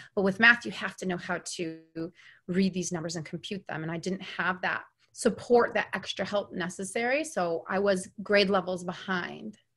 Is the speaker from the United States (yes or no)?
yes; New York, United States; moved away; where I grew up in New York, all white